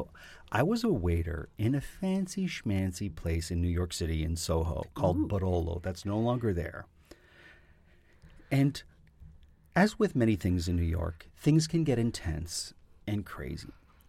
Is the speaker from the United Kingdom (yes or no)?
no; Canada; Being a Canadian performer, seeing your friends on shows, and you're like, there's Shannon.